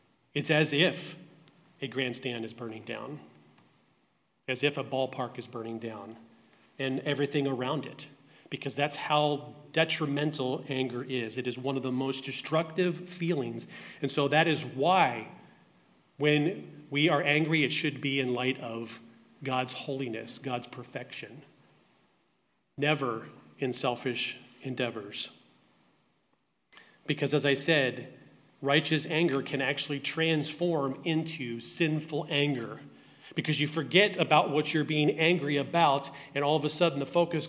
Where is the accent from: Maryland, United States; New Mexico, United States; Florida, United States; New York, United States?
Maryland, United States; Baltimore; I grew up in Baltimore, Maryland